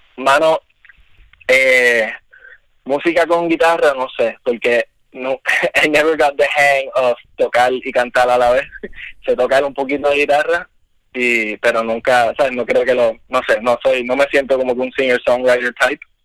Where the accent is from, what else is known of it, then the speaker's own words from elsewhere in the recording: Isabela, Puerto Rico; yo me crié en Isabela originalmente